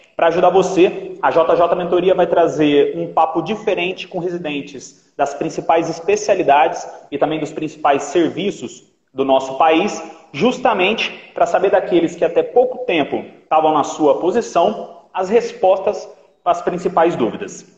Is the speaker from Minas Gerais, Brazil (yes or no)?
yes; Minas Gerais, Brazil; also born or lived in Rio de Janeiro; now in São Paulo, Brazil; eu vim do Rio também para cá, eu sou de Minas, mas eu vim do Rio para cá.